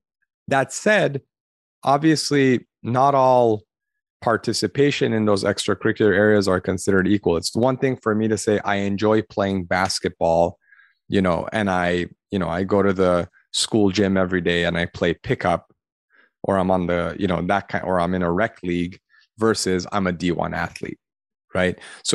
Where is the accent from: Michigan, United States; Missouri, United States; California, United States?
California, United States; Los Angeles; I grew up in the Armenian community in Los Angeles.